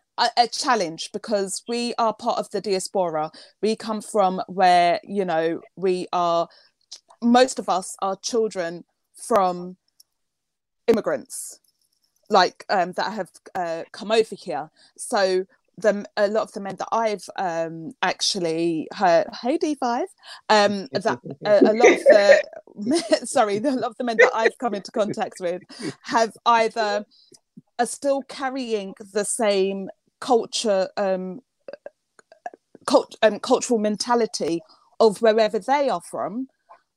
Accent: United Kingdom; also born or lived in Jamaica / Saint Lucia; my perspective as a British black woman

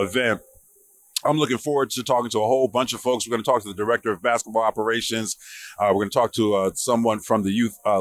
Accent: Newark, New Jersey, United States; the kind of neighborhood I grew up in Newark, New Jersey

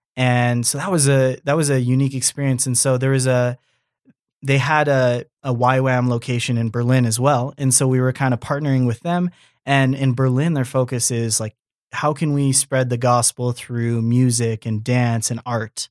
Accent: Canada; born and raised in Canada, but being Japanese

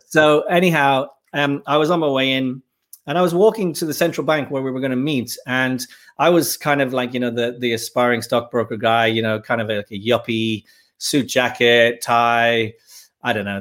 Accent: Dublin, Leinster, Ireland; moved away as an adult; also born or lived in Birmingham, England; I grew up in Dublin, in Ireland

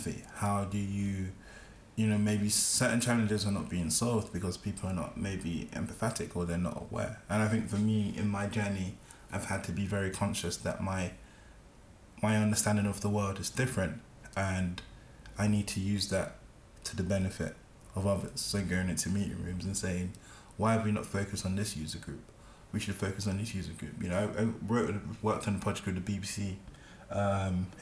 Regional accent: London, United Kingdom; growing up in Peckham

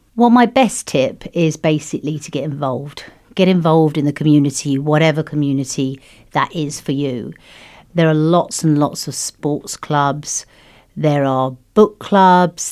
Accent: United Kingdom; moved away as an adult; also born or lived in France; now in Luxembourg; I, I'm British. originally, yes, but we came via France here.

